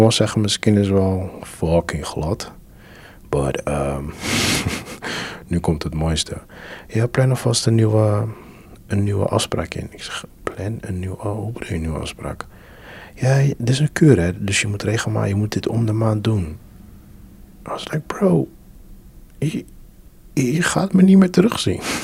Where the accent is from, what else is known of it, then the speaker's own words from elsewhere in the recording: Curaçao; now in Netherlands; ik kom ook van Curaçao